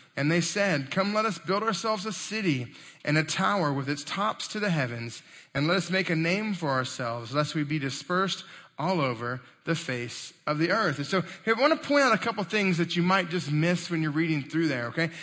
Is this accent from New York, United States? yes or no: no; Texas, United States; I'm from Texas and that's what we say